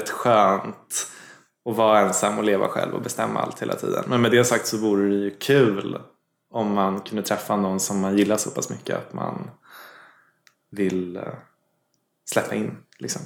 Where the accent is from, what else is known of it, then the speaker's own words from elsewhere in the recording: Gävle, Gävleborg County, Sweden; Jag kommer från Gävle